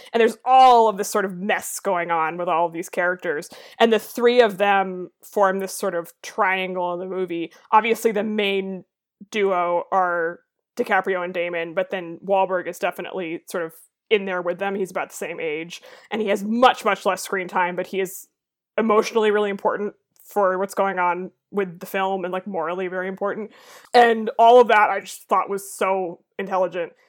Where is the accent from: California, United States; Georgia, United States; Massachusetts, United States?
Massachusetts, United States; Boston; I am from the Boston area